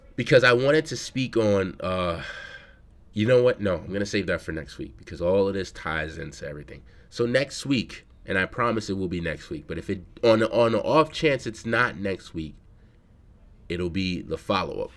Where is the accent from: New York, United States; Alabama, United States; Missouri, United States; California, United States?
New York, United States; New York City; I'm from the Bronx